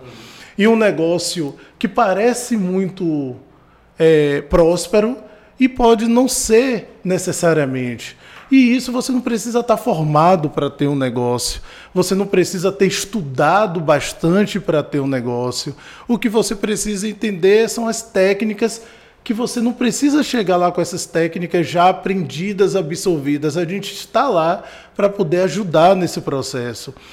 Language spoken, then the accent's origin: Portuguese; Salvador, Bahia, Brazil; eu nasci aqui em Salvador, no Perovais, com três meses fui para o Vale dos Lagos, ali na Avenida São Rafael, Pau da Lima, São Marcos, e, e lá comecei a estudar, né? enfim, me cresci, criei lá